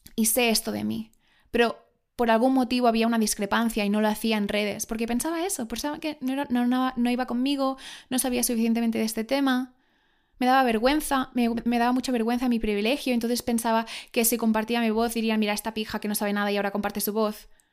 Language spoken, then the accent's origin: Spanish; Spain; yo soy española